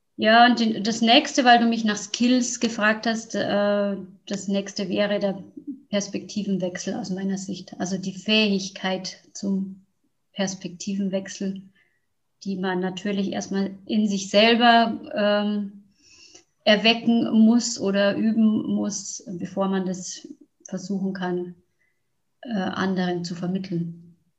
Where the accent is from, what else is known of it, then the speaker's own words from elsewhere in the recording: Neubeuern, Bavaria, Germany; zu mir in mein Heimatdorf nach Neubeuern